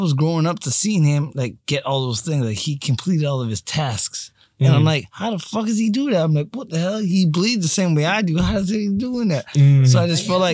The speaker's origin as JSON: {"language": "English", "town": "Markham", "region": "Ontario", "country": "Canada", "said": "I'm from Markham."}